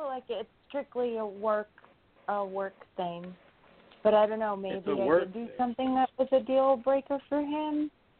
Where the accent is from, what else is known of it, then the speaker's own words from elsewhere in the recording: New York, United States; I'm from New York.